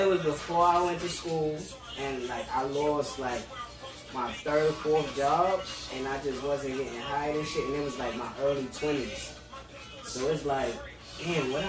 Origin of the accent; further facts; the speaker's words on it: East Coast, United States; I'm from the East